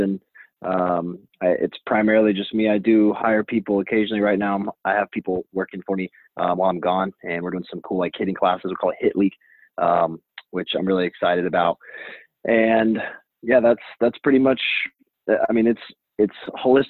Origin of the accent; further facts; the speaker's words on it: Fort Collins, Colorado, United States; also born or lived in Denver, Colorado; I am from Fort Collins, Colorado. I grew up there, went to high school there